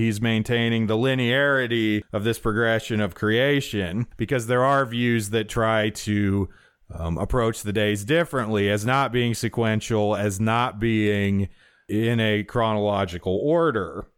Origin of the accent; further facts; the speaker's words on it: Wyoming, United States; I'm from Wyoming and can't put hard ending consonants on anything